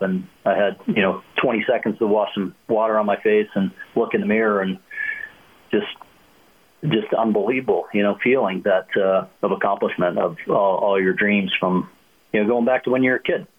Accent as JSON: {"language": "English", "country": "Canada", "tie": "born or raised there", "said": "as a kid growing up in Canada"}